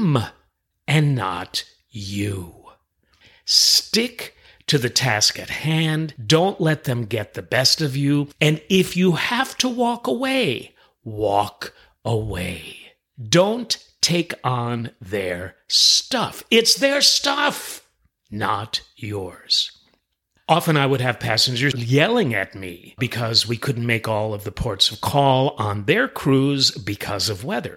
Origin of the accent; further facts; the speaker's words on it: New York City, New York, United States; moved away; I'm originally from New York City. We have it in our DNA